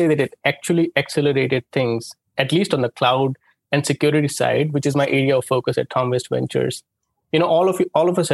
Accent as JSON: {"language": "English", "country": "India", "tie": "born or raised there", "moved": "yes", "said": "I grew up in India"}